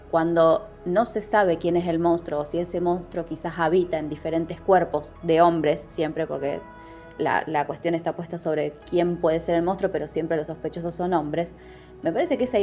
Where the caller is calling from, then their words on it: Rosario, Santa Fe, Argentina; Hola, Fábrica de Fantasmas, ¿cómo están? … de Rosario.